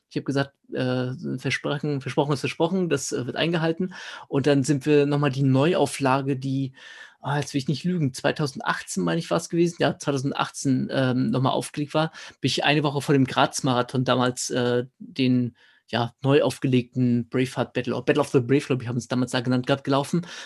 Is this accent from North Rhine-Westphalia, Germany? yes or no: no; Schwerin, Mecklenburg-Vorpommern, Germany; ich komme aus Schwerin ganz ursprünglich und da gibt es einen schönen Ultra